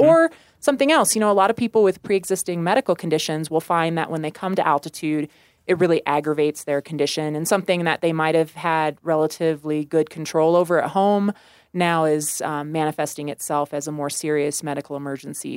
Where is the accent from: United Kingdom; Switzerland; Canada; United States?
United States; Warrensburg, Missouri; moved away as an adult; now in Colorado, United States; I grew up in Missouri